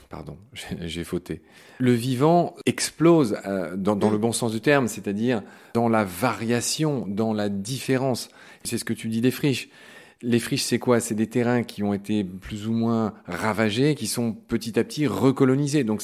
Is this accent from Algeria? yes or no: no; Meurthe-et-Moselle, Grand Est, France; moi je suis de Meurthe